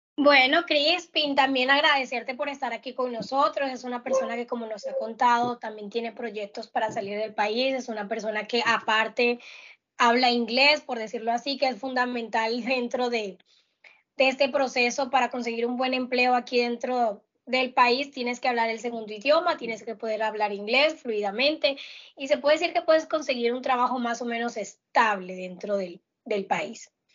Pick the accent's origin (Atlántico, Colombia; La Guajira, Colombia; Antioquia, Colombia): La Guajira, Colombia; Yo, que soy de La Guajira